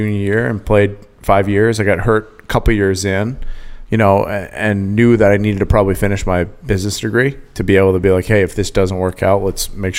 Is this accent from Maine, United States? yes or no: yes; Maine, United States; moved away as an adult; now in Rhode Island, United States; I'm from Maine, but my home is here now. And I love New England.